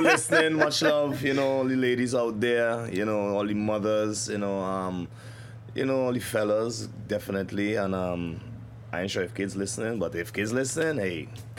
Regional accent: Port of Spain, Trinidad & Tobago; also born or lived in New York; now in United States; growing up in Trinidad and Tobago, or I guess the Caribbean

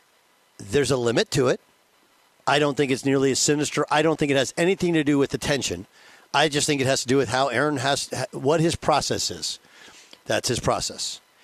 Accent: Milwaukee, Wisconsin, United States; born there; I like Milwaukee. I was born in Milwaukee. My dad used to coach in Milwaukee.

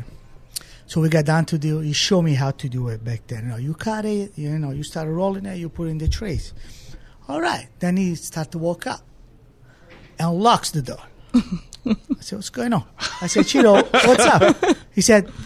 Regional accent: Naples, Campania, Italy; English is a second language; moved away as an adult; also born or lived in Seattle; now in United States; I grew up in Italy. Yes, yep. I was in Naples

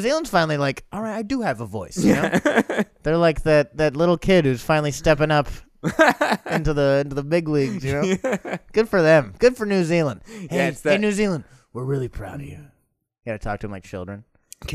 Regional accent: United States

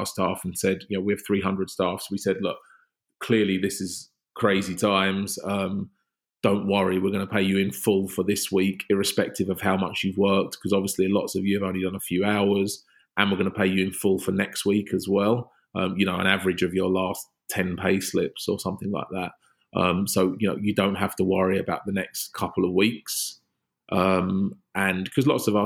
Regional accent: London, United Kingdom; as a Londoner

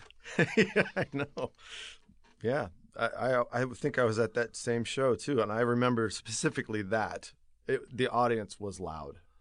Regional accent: Lakewood, California, United States; I'm from just outside of Long Beach, uh, town called Lakewood

